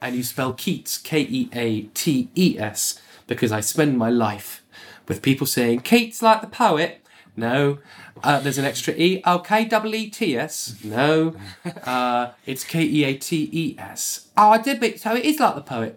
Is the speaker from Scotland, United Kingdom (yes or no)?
no; Bournemouth, South West England, United Kingdom; I was growing up in Bournemouth as a, you know, a working class white kid